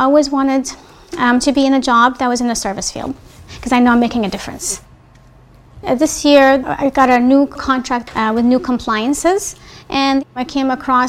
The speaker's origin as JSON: {"language": "English", "country": "Palestine", "moved": "yes", "lives_now": "United States", "said": "Having grown up as a Palestinian, I know firsthand the oppression and the struggle that Palestinians face on a daily basis."}